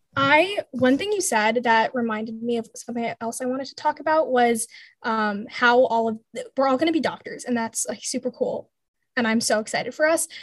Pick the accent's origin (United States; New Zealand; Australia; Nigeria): United States; Bay Area, California; I grew up in California, the Bay Area to be exact